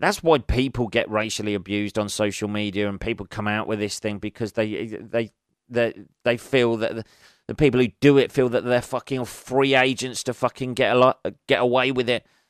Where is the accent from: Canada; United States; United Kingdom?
United Kingdom; England; I'm an Englishman.